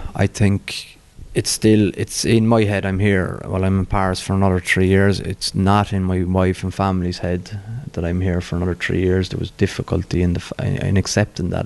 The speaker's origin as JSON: {"language": "English", "town": "Cork", "region": "Munster", "country": "Ireland", "tie": "born or raised there", "said": "growing up in Bishopstown"}